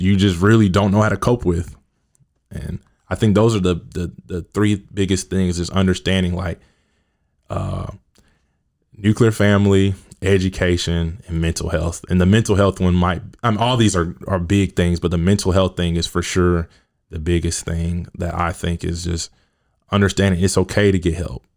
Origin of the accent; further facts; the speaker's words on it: Kansas City, Missouri, United States; I grew up in Kansas City, South Kansas City to be exact.